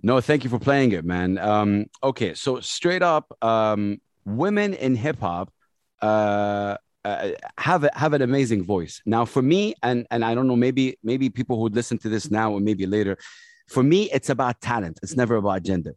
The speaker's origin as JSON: {"language": "English", "town": "Jeddah", "region": "Makkah Province", "country": "Saudi Arabia", "tie": "born or raised there", "also_born_or_lived": "Sharjah", "second_language": "English", "said": "I grew up in Jeddah, Saudi Arabia."}